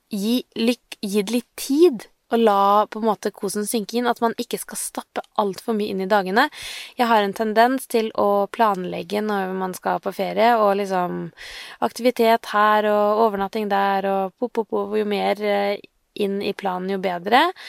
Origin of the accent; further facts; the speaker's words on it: Sarpsborg, Østfold, Norway; jeg er fra Sarpsborg